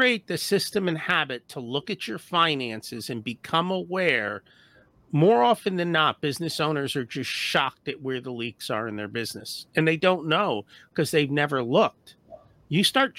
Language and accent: English; India; now in United States; I was born in India. I'm an immigrant to the U.S. My parents came here with like next to no money